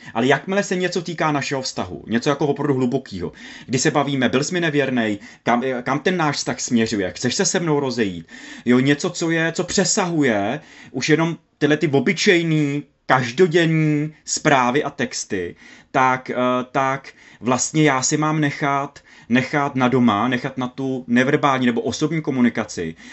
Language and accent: Czech; Moravia, Czechia; u nás na Moravě